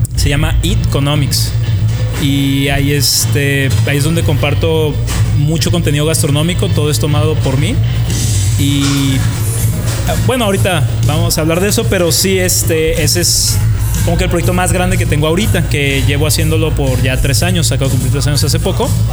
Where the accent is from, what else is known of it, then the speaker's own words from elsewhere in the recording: Tijuana, Baja California, Mexico; Yo soy de Tijuana, tengo 28